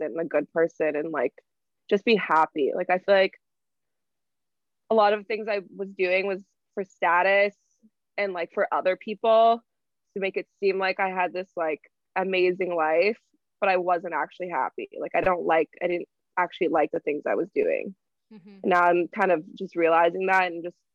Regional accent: Toronto, Ontario, Canada; also born or lived in Bradford, Ontario; growing up in Toronto

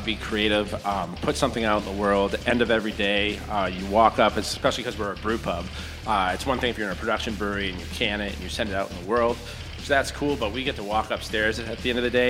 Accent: Gardner, Massachusetts, United States; I'm from Gardner originally

